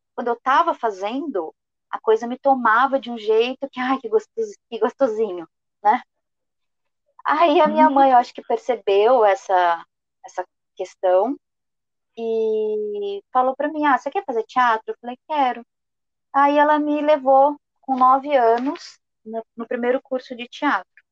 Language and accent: Portuguese; Rio Grande do Sul, Brazil; eu sou gaúcha